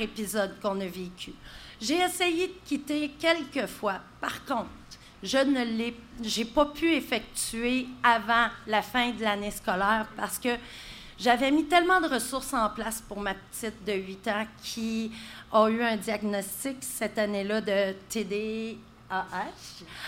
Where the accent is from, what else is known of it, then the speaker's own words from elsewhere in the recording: Gatineau, Quebec, Canada; moved away as an adult; also born or lived in Saint-Colomban; moi, je viens de Gatineau.